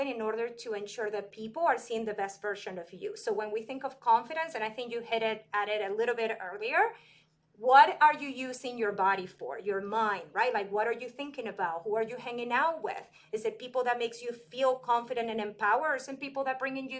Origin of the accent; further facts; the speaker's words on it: Venezuela; moved away as an adult; now in United States; I'm from Venezuela